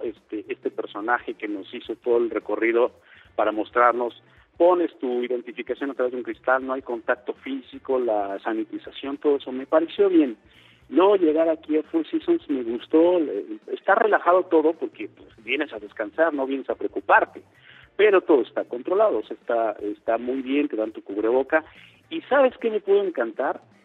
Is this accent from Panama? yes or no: no; Mexico; somos los mexicanos